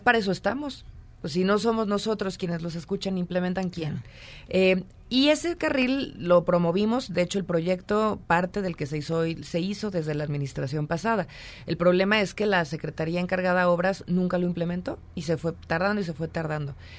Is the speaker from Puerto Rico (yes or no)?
no; Mexico; como mexicanos